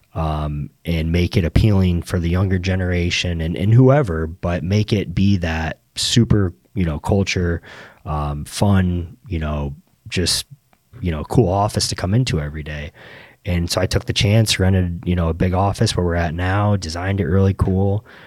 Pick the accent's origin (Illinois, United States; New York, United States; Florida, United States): Florida, United States; Naples; born and raised in Naples